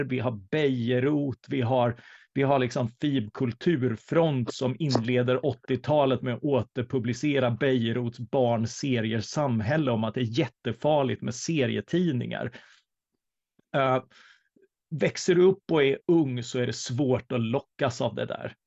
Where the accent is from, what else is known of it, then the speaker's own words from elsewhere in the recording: Karlskrona, Blekinge, Sweden; jag är uppvuxen i Karlskrona